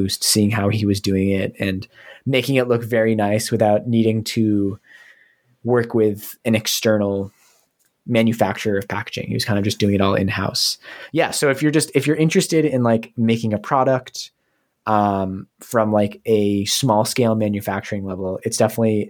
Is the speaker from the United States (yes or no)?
yes; New England, United States; growing up in New England